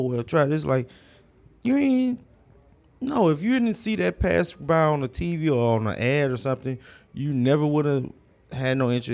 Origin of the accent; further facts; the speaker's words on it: Houston, Texas, United States; Houston, um, south side of Houston, um, from Sunnyside to South Park